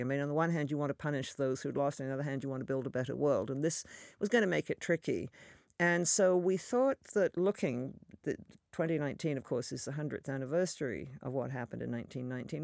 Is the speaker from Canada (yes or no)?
yes; Canada; a Canadian